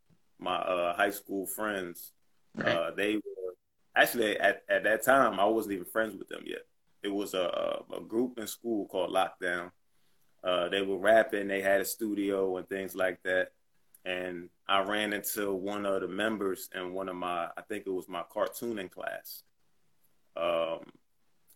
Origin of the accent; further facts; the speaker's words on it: New Jersey, United States; also born or lived in Trenton, New Jersey / Atlanta; I'm from New Jersey, and my mom and dad were Muslim